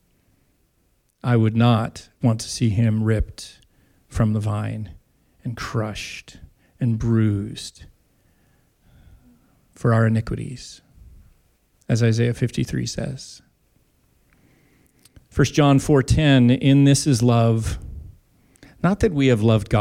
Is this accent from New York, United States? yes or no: no; Tri-Cities, southeastern Washington, United States; I grew up in southeastern Washington in the Tri-Cities